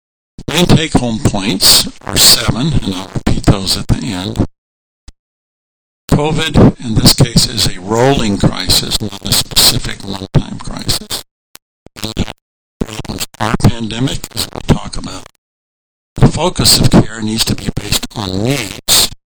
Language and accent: English; Nigeria; I was born and raised in MK in Nigeria